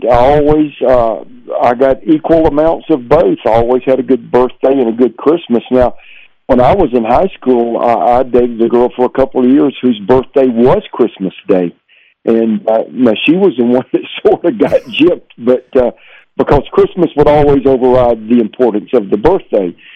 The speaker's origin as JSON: {"language": "English", "town": "Columbia", "region": "South Carolina", "country": "United States", "tie": "born or raised there", "said": "My hometown's Columbia, South Carolina"}